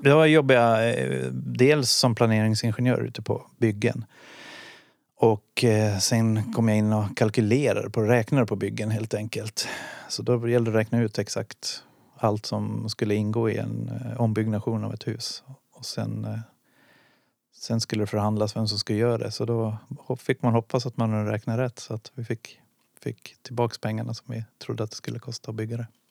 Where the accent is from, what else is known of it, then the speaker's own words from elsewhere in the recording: Dala-Husby, Dalarna County, Sweden; also born or lived in Boden / Karungi / Stockholm; now in Gävle, Sweden; Jag kommer från Dala Husby utanför Hedemora. Så där växte jag upp.